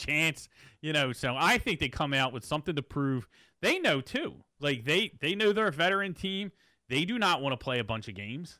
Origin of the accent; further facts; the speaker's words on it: Philadelphia, Pennsylvania, United States; we're from Philadelphia